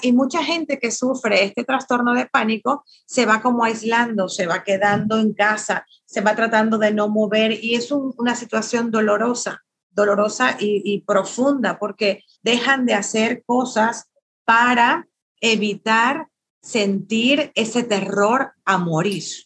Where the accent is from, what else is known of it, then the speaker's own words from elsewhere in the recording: Venezuela; now in Mexico; sí soy venezolana, pero tengo ya 15 años aquí en México, que también es mi tierra